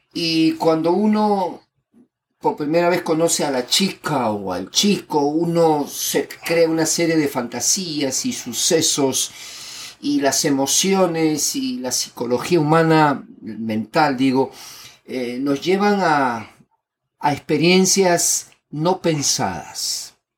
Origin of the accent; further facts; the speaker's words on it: Lima, Peru; yo nací en Lima, Perú, y he vivido